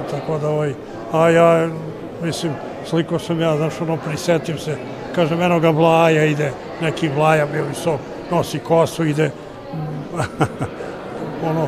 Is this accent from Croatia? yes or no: no; Šumadija, Serbia; Ja slikam Šumadiju i volim taj moj rodni kraj